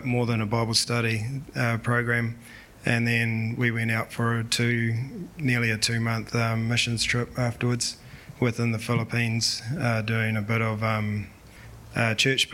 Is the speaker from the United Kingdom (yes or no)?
no; Te Awamutu, Waikato, New Zealand; I grew up in Te Awamutu area